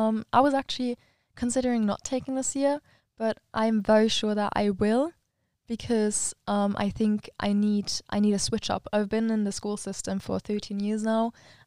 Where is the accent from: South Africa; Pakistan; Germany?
Germany; now in Switzerland; we need to find a weekend where I can come to Germany and she can also come back to the to our hometown.